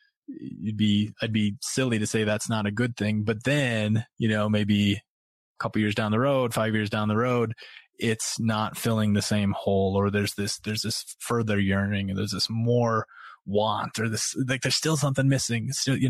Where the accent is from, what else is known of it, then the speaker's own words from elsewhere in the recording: North Dakota, United States; moved away; also born or lived in Brooklyn, New York; I grew up in North Dakota